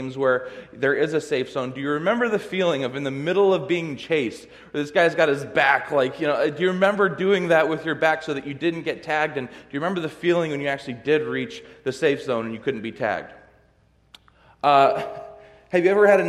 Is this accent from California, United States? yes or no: yes; California, United States; now in Michigan, United States; I'm from California